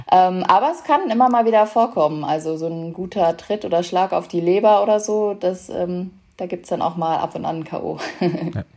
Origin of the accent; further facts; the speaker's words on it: Lemgo, North Rhine-Westphalia, Germany; bei uns in Lemgo in Nordrhein-Westfalen, wo ich äh, aufgewachsen bin